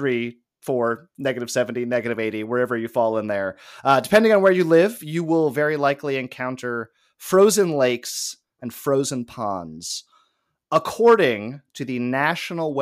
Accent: Los Angeles, California, United States; growing up in Los Angeles

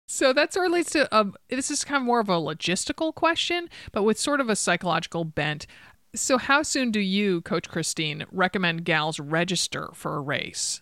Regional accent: East Coast, United States; now in Oregon, United States; I grew up on the East Coast. I live here in Oregon

